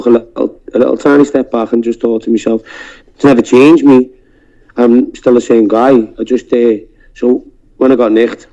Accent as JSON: {"language": "English", "town": "Liverpool", "region": "North West England", "country": "United Kingdom", "tie": "born or raised there", "accent": "Scouse", "said": "I'm a Scouser. I've always lived here"}